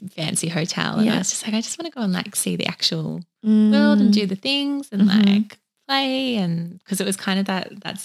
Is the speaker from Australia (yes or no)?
yes; Woodend, Victoria, Australia; I grew up in Country Vic, far away from the ocean.